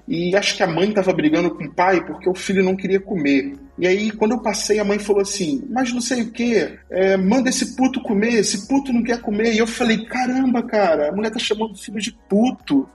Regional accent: Nova Iguaçu, Rio de Janeiro, Brazil; accent: carioca; moved away as an adult; now in Portugal; eu sou do Rio de Janeiro, é, cresci e morei muito tempo em Nova Iguaçu.

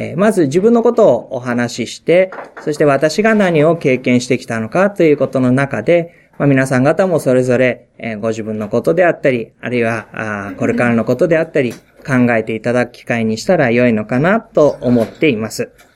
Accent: Japan; 生まれ育った教会ですし、えー、牧師家庭の子供でしたので、えー、私の中では、その大野キリスト教会で牧会をする

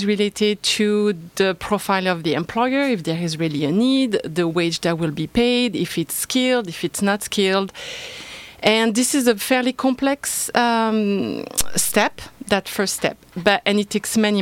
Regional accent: France; accent: French; English is a second language; moved away as an adult; I am originally from France, so an immigrant myself.

